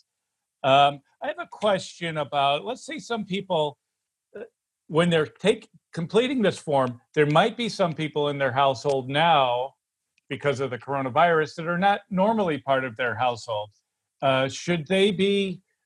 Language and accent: English; New York, United States; I'm a New Yorker